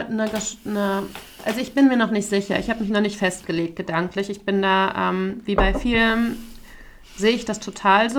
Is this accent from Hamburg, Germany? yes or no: no; Frankfurt, Hesse, Germany; moved away; und wo kommst du jetzt her? Und ich, ja, Frankfurt